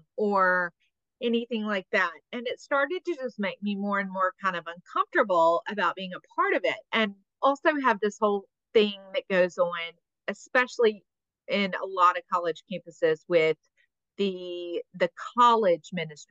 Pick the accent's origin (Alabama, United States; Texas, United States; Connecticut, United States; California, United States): Alabama, United States; Mobile; I'm from Mobile.